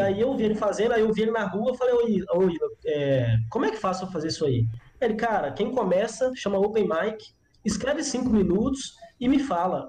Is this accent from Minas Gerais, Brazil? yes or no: yes; João Monlevade, Minas Gerais, Brazil; moved away as an adult; now in Belo Horizonte, Brazil; Sou de João Molevade, nascido e criado, 18 anos que eu morei lá